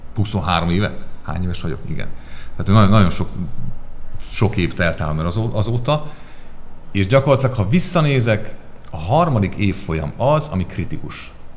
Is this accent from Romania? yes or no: no; Transcarpathia, Zakarpattia Oblast, Ukraine; now in Hungary; én is Kárpátaljáról származom, tehát hogy én is külföldön tanultam